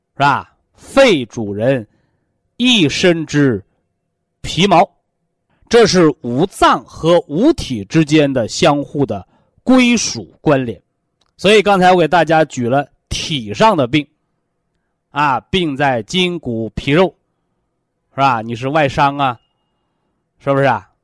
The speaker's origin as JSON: {"language": "Chinese", "country": "China", "said": "我们是中国人，啊，我们是炎黄子孙"}